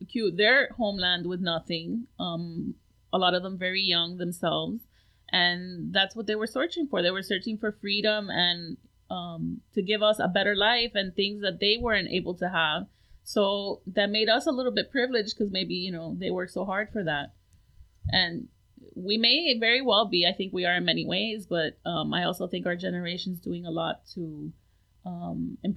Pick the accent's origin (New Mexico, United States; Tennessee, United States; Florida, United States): Florida, United States; Hialeah; my parents got married um in New York and then came down to Miami and I was born in Hialeah.